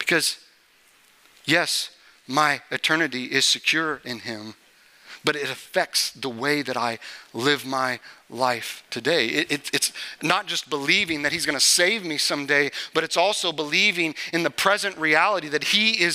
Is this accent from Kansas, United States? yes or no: yes; Topeka, Kansas, United States; I grew up in Topeka, Kansas.